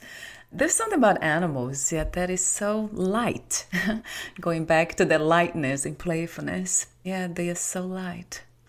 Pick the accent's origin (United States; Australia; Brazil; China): Brazil; moved away; I was born in Brazil.